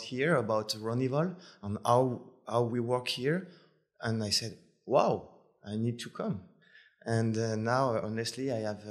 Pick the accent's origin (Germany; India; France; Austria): France; suburban Paris, Île-de-France; English is a second language; moved away as an adult; now in Cabo San Lucas, Mexico; I come from France. I was living in suburban Paris for about 19 years. And then I moved to Paris for about 10 years. And when I was 28, I came to Cabo.